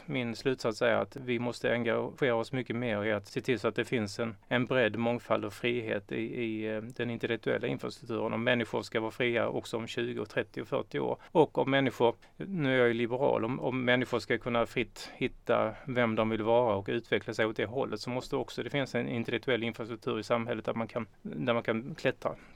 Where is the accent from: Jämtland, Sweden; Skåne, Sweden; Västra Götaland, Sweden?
Skåne, Sweden; Norra Åsum; also born or lived in Lund; Jag är uppvuxen i Norra Åsum som ligger eh, några kilometer utanför Kristianstad.